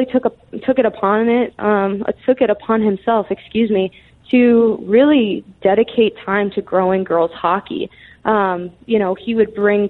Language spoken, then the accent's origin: English; Arizona, United States; the grassroots Arizona hockey community that I grew up in here in Arizona